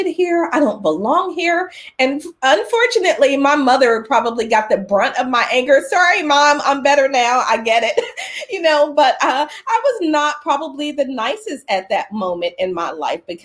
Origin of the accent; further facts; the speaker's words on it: Philadelphia, Pennsylvania, United States; I was born in Philadelphia